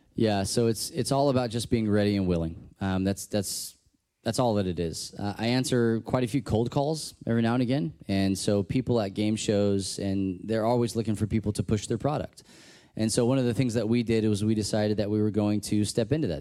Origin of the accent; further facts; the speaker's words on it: Texas, United States; I'm from Texas